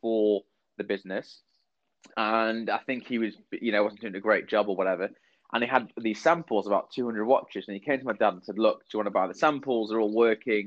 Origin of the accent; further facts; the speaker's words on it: Manchester, North West England, United Kingdom; moved away as an adult; also born or lived in London; I was born and raised in Manchester